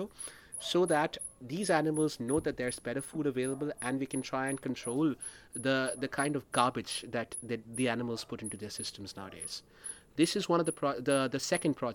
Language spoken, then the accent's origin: English; Maharashtra, India; my home state of Maharashtra